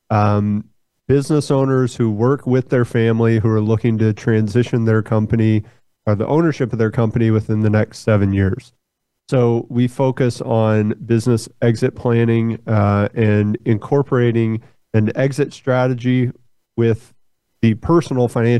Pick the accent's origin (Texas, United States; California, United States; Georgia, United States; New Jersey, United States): Texas, United States; Fort Worth; I'm from Fort Worth, born and raised in Fort Worth. That's where I'm sitting right now.